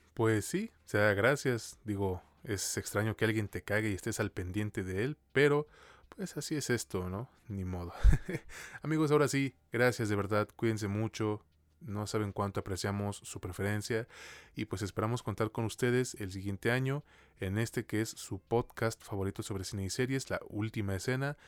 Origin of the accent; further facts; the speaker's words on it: Mexico; a mí como mexicano